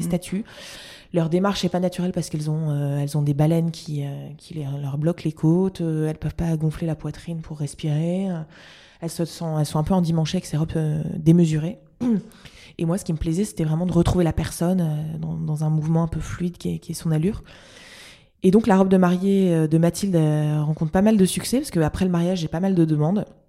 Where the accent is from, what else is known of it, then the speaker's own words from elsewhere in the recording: Lille, Hauts-de-France, France; je suis lilloise